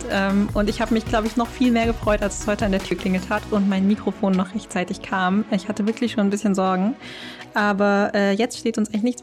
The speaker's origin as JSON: {"language": "German", "town": "Tübingen", "region": "Baden-Württemberg", "country": "Germany", "lives_now": "Lüneburg, Germany", "said": "ich bin 23 Jahre alt. Ich komme ursprünglich aus Süddeutschland, aus dem wunderschönen Tübingen und ich vermisse es sehr."}